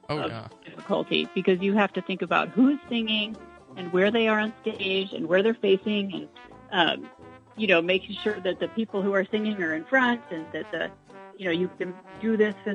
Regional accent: Springfield, United States; also born or lived in Chicago; I grew up in Springfield, and I started dancing with Grace Nottavati when I was 4 years old

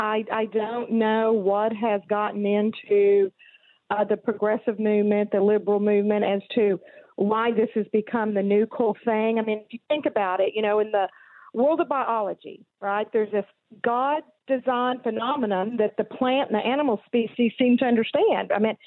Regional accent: Texas, United States; now in Arkansas, United States; I was born and raised in Texas, so I have to blame them for what some might call a speech impediment. And then I moved to Arkansas and have been there for 27 years.

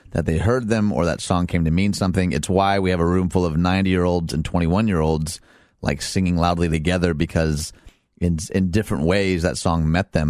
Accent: Detroit, Michigan, United States; I'm from Detroit

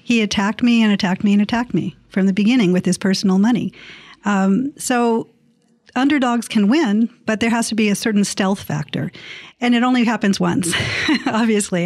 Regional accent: San Diego, California, United States; born or raised there

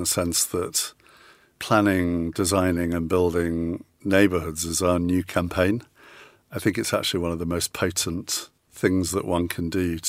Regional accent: Yorkshire and the Humber, United Kingdom; now in Lewes, United Kingdom; I'm actually a Yorkshireman originally

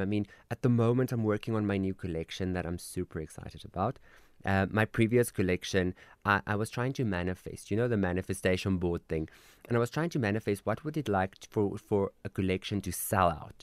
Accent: Koster, North West, South Africa; also born or lived in Klerksdorp; that's where I'm from

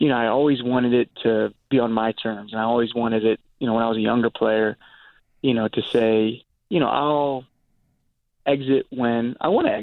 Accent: Virginia, United States; moved away; also born or lived in New York; growing up in Virginia

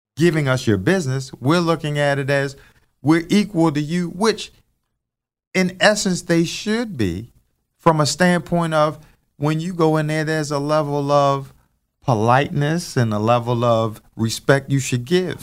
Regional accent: Baltimore, Maryland, United States; growing up in East Baltimore

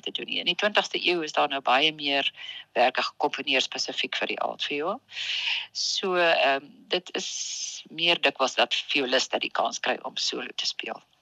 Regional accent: Pretoria, Gauteng, South Africa; moved away as an adult; now in Bloemfontein, South Africa; ek het in Pretoria as ek gebore en ek het daar groot geword

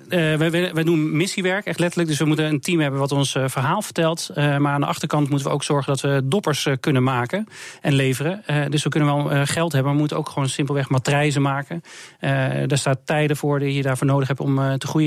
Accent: Netherlands; wij als Hollanders zeggen we

